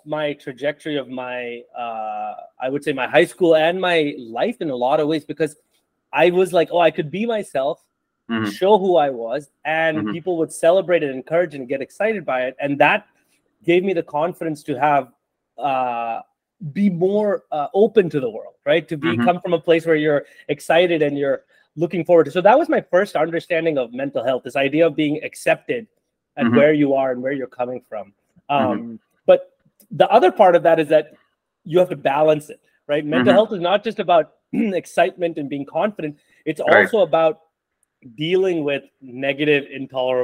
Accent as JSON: {"language": "English", "country": "India", "tie": "born or raised there", "moved": "yes", "lives_now": "United States", "said": "growing up in India and then coming to the US as an immigrant"}